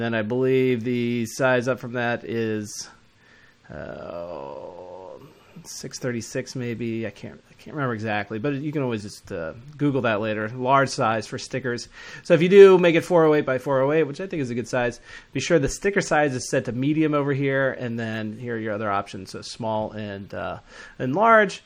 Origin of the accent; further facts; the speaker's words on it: Atlanta, Georgia, United States; I'm from Atlanta